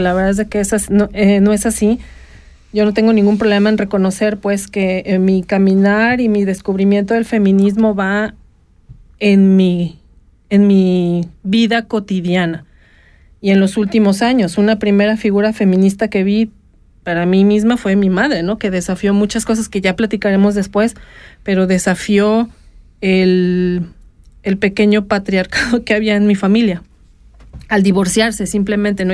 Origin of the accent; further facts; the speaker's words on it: Guadalajara, Jalisco, Mexico; now in Switzerland; en la ciudad de Guadalajara, mi tierra natal